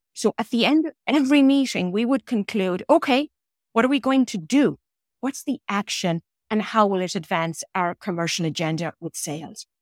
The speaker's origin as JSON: {"language": "English", "country": "Ireland", "tie": "born or raised there", "also_born_or_lived": "Coleraine, Northern Ireland", "moved": "as an adult", "lives_now": "New York, United States", "said": "growing up in Ireland in the area, era when I grew up"}